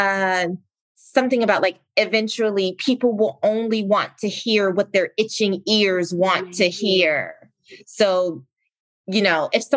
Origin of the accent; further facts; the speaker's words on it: South Carolina, United States; moved away as an adult; also born or lived in Virginia; I grew up in South Carolina